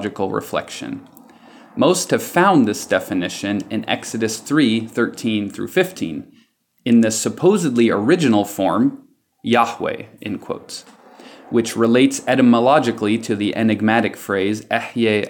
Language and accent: English; California, United States; moved away as an adult; now in Amman, Jordan; I grew up in California